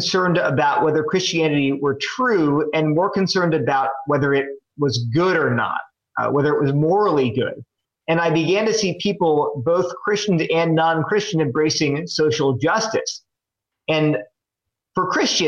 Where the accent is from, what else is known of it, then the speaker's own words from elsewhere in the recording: Delaware, United States; moved away as an adult; also born or lived in New Jersey / California / Connecticut; now in North Carolina, United States; I grew up in Delaware.